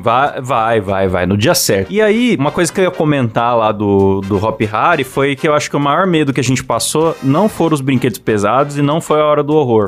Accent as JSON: {"language": "Portuguese", "town": "Bauru", "region": "São Paulo", "country": "Brazil", "said": "Eu sou de Bauru"}